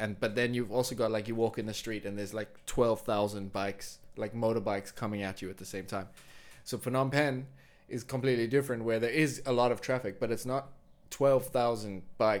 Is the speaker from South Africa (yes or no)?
yes; South Africa; moved away as an adult; also born or lived in Vietnam; now in Berlin, Germany; I'm from South Africa